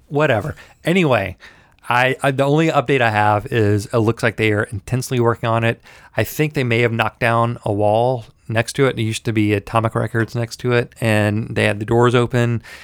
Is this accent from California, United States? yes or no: no; Memphis, Tennessee, United States; moved away; I'm from Memphis